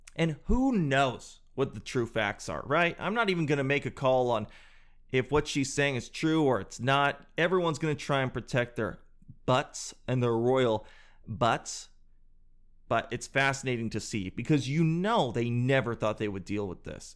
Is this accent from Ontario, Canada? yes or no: no; Calgary, Alberta, Canada; my home town, my hometown, Calgary